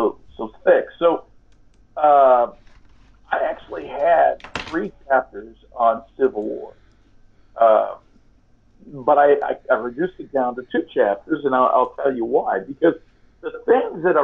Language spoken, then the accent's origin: English; California, United States; I'm from California, and I'm Hispanic